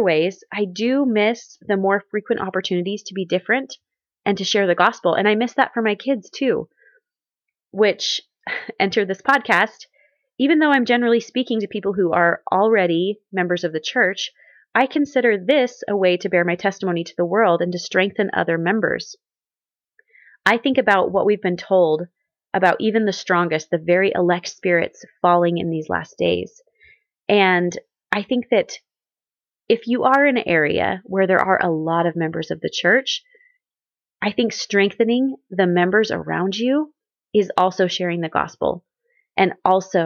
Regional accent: Southwest Missouri, United States; growing up in Southwest Missouri

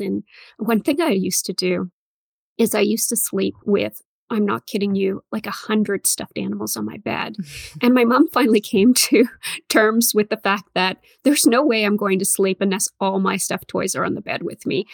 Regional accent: Northern Ontario, Canada; I grew up in Northern Ontario

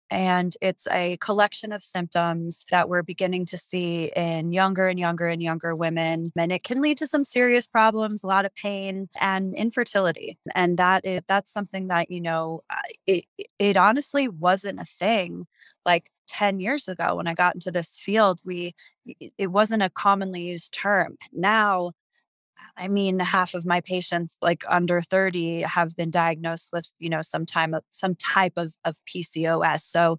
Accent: East Coast, United States; because I'm from the East Coast and we do a lot of that out there.

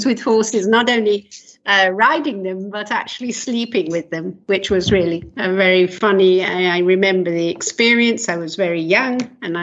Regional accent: London, United Kingdom; moved away as an adult; also born or lived in north of England; now in Israel; Prior to Israel, I'm from England. I was born in London

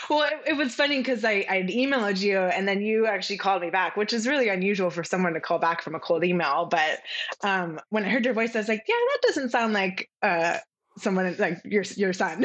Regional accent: California, United States; now in Charleston, United States; I'm originally from California, and what brought me to where I'm currently now in Charleston, South Carolina

